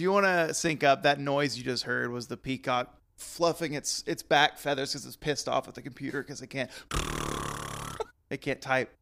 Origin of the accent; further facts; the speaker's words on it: Texas, United States; growing up in Texas